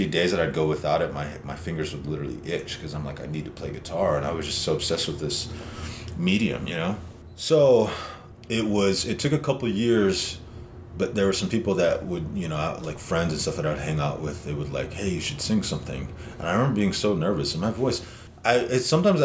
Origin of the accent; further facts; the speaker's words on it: Lodge Grass, Montana, United States; now in Lander, United States; my hometown, which was Lodgegrass, Montana